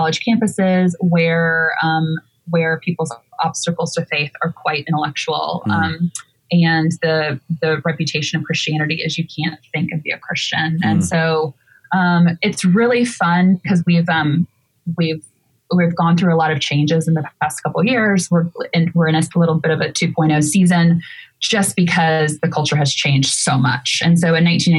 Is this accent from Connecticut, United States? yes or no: no; Pensacola, Florida, United States; now in New York, United States; you grew up in Pensacola, Florida, where I did